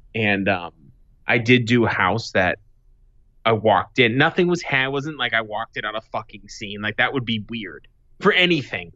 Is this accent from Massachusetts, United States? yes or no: yes; Boston, Massachusetts, United States; now in Arizona, United States; I'm from Boston, living in Arizona